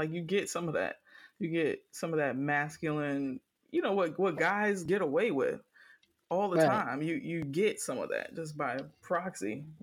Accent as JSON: {"language": "English", "town": "Miami", "region": "Florida", "country": "United States", "said": "I am from Miami"}